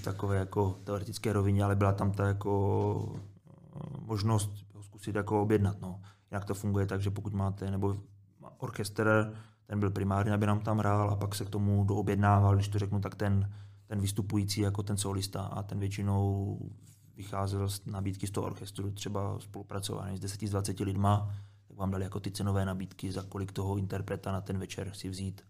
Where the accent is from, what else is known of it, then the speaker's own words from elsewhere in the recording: Moravia, Czechia; moved away; Já jsem kluk z Moravy